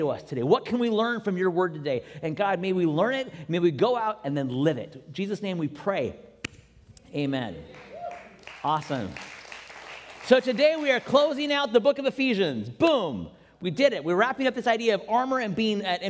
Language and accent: English; Seattle, Washington, United States; moved away; a team from my hometown, which means for me still the Mariners when they play baseball. And yes, even sometimes the Seahawks